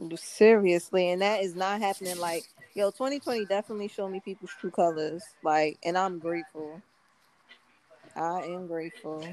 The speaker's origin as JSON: {"language": "English", "country": "Nigeria", "said": "African and being Nigerian"}